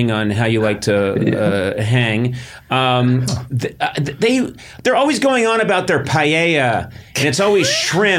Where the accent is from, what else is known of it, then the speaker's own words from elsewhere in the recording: Massachusetts, United States; I'm from Massachusetts